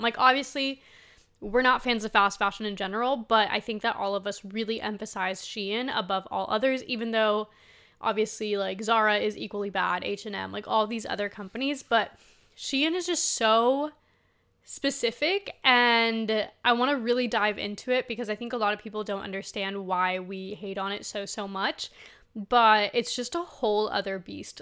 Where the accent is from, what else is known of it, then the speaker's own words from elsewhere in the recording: Spain; moved away; I was born in Spain, like, I'm from Spain